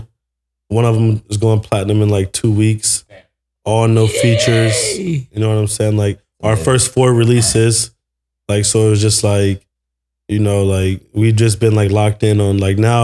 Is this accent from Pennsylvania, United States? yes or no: no; Carson, California, United States; I grew up in Carson